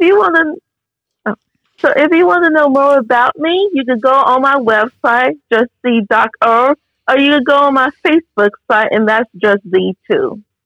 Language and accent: English; Chicago, Illinois, United States; also born or lived in Naperville, Illinois; I was born in the South Side of Chicago, in Chicago, Illinois. I went to five different schools there